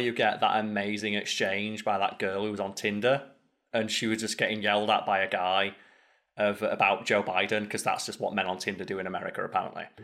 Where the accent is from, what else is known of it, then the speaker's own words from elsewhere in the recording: the north of England, United Kingdom; accent: strong northern; I've got a strong northern accent and I'm from a working class town